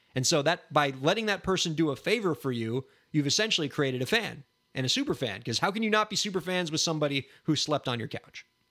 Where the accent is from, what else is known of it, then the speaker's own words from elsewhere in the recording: Miami, Florida, United States; I'm from Miami, Florida